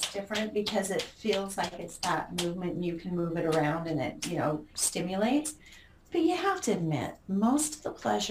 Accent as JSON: {"language": "English", "region": "Utah", "country": "United States", "tie": "born or raised there", "moved": "yes", "said": "mine's in my hometown"}